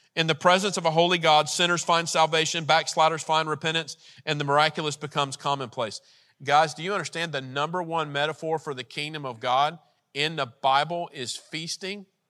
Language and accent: English; United States; we're American.